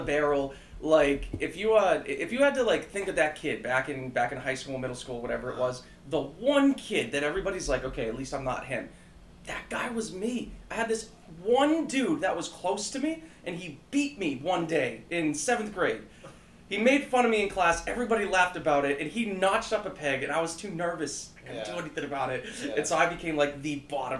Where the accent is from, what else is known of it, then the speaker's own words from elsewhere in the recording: Grafton, Massachusetts, United States; also born or lived in Newton, Massachusetts; I was born in Newton, I guess, Massachusetts, but I grew up in Grafton, town right next to Worcester